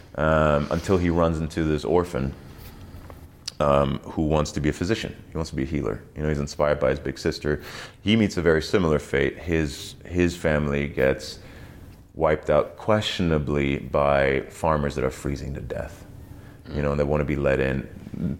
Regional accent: East Germany, Germany; moved away; I was raised in East Germany

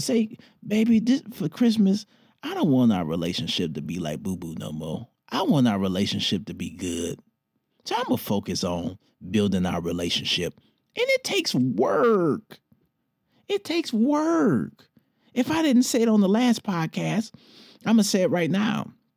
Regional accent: Detroit, Michigan, United States; moved away; my hometown, Detroit

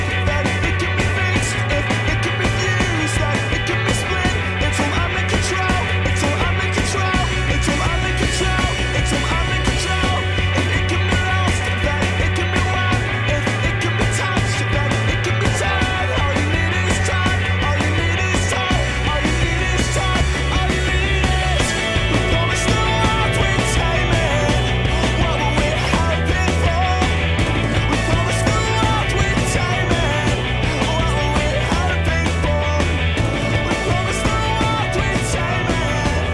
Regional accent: England, United Kingdom; we're the Englishman

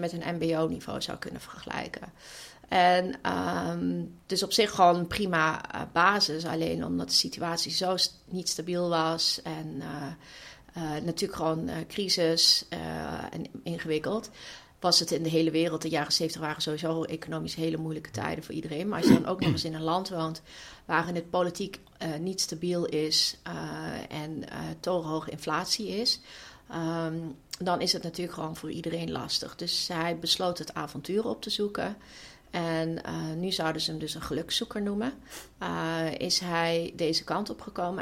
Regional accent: Weert, Limburg, Netherlands; ik kom uit Weert en ik ben opgegroeid in de jaren tachtig in Weert

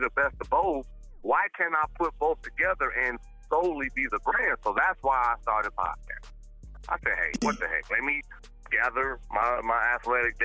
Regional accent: Gary, Indiana, United States; also born or lived in Chicago; Born and raised in Gary, Indiana

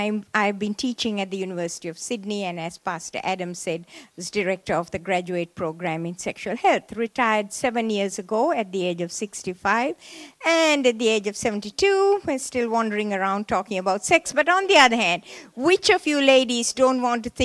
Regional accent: Sri Lanka; moved away as an adult; I was born in Sri Lanka, in the tea plantations of Sri Lanka. And I went to a Methodist missionary school

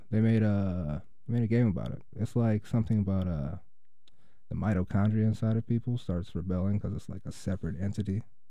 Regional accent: Kenosha, Wisconsin, United States; I did grow up in Wisconsin. Yeah. I grew up in Kenosha.

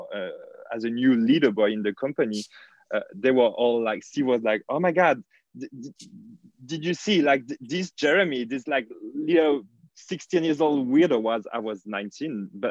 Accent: near Lyon, Auvergne-Rhône-Alpes, France; moved away; I'm from in between the center and the south of France. The biggest city near my hometown is called Lyon.

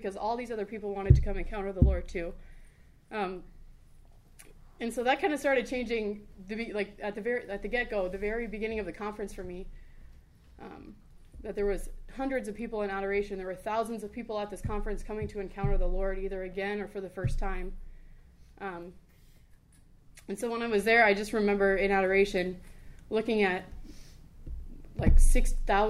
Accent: Rapid City, South Dakota, United States; also born or lived in Brookings, South Dakota; I was born and raised here in Rapid

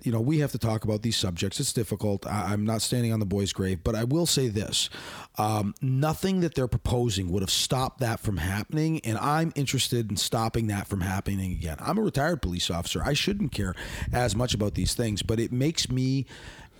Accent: Hamilton, Ontario, Canada; he comes from my hometown

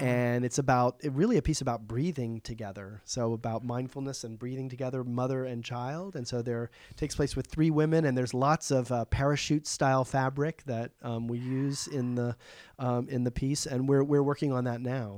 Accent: Charleston, South Carolina, United States; now in New York, United States; they do it in Charleston, which is my hometown

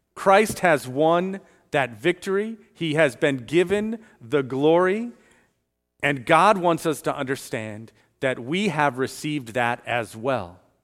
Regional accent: Chicago, Illinois, United States; also born or lived in Florida; now in Lake Mary, United States; I grew up in Chicago

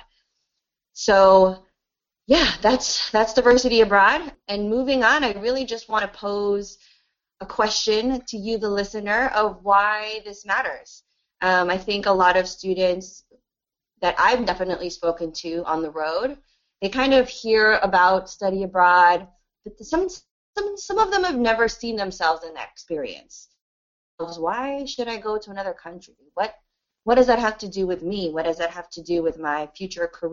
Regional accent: United States; I was born in the United States

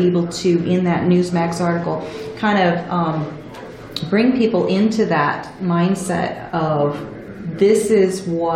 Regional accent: United States; as American citizens

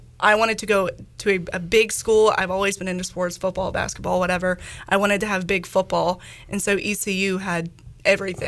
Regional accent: Charlotte, North Carolina, United States; moved away as an adult; now in Greenville, United States; I'm from Charlotte, so 4 hours away

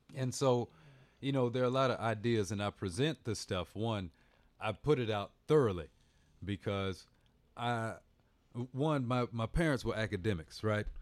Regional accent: Bloomington, Indiana, United States; moved away; also born or lived in Washington, D.C.; I'm from Indiana

